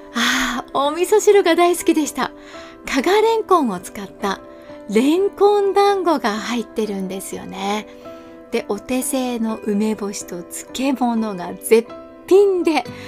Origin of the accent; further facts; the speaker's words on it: Kanazawa, Ishikawa, Japan; 地元金沢